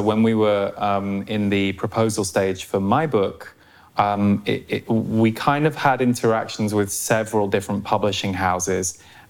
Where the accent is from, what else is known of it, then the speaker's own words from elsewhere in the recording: United Kingdom; being a Brit.